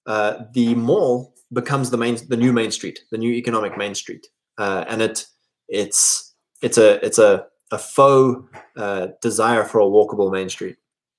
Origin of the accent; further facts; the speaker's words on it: South Africa; where I grew up in South Africa was really great because we were so rural and so isolated. It was a very stable community with generational handovers of land and businesses.